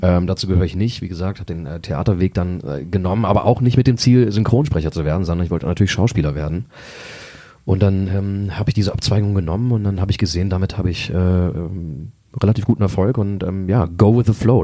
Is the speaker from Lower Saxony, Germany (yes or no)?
yes; Braunschweig, Lower Saxony, Germany; also born or lived in Los Angeles; ich bin hier geboren vor, ähm, vor 36 Jahren und ähm, erste paar Jahre habe ich in Querum äh, gelebt, äh, dann aber relativ früh, glaube ich, da war ich äh, fünf oder sechs, äh, da sind wir nach Volkmarode gezogen